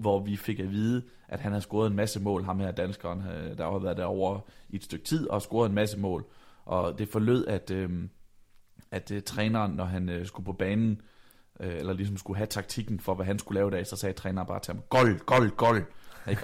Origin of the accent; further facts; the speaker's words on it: Vejle, Southern Denmark, Denmark; da jeg bor øh, hjemme i Vejle, øh, hvor jeg kommer fra. Jeg er på daværende tidspunkt 16 år gammel